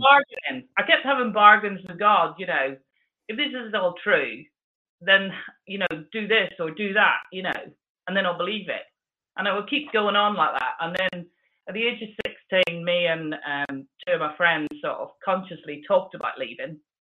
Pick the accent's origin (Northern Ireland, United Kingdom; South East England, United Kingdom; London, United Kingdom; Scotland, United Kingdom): Northern Ireland, United Kingdom; Belfast; I was born in Northern Ireland, mm-hmm. and um, there was so I was part of Belfast as the locality